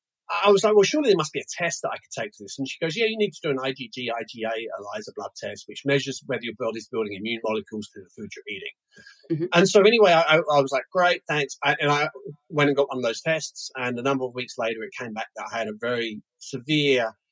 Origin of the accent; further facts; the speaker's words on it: London, United Kingdom; also born or lived in United States; now in New Zealand; I'm originally from London